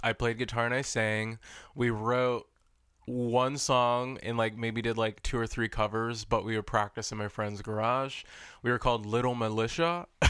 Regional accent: Inglewood, California, United States; I grew up in Inglewood in California.

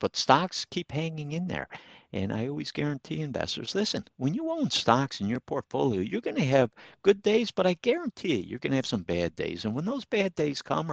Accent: Troy, United States; I grew up in Troy

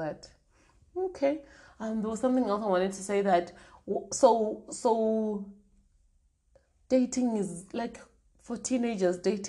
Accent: Polokwane, Limpopo, South Africa; also born or lived in Tzaneen; I grew up in Limpopo, which is the north part of South Africa

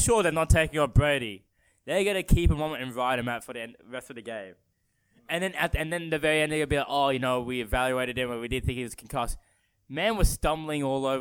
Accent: Australia; we're Australian

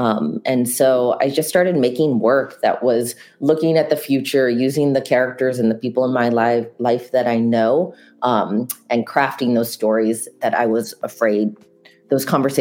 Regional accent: Wilmette, Illinois, United States; moved away as an adult; also born or lived in New York City; I grew up in a suburb of Chicago.

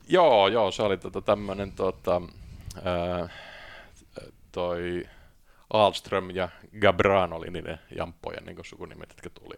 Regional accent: Tampere, Pirkanmaa, Finland; moved away as an adult; also born or lived in Lahti / London; mä oon syntynyt tuolla tota, Business Cityssä, joka on Lahti, ja, mutta viisivuotiaana mentiin sitten Tampereelle ja sitten Tampereella tuota sitten kasvoin

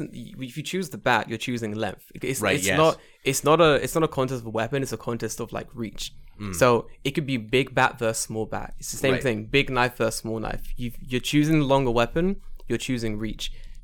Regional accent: London, United Kingdom; I grew up in London

